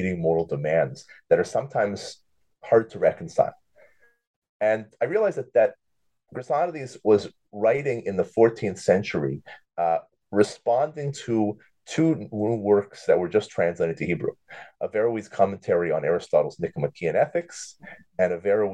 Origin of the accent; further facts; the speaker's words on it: Thornhill, Ontario, Canada; moved away as an adult; also born or lived in Jerusalem, Israel / Buffalo, United States; I grew up in Toronto, really Thornhill, not too far from you